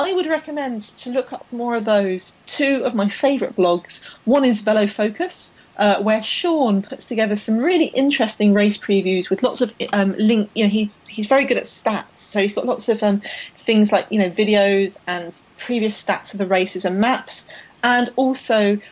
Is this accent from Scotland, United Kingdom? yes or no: no; London, United Kingdom; I grew up in London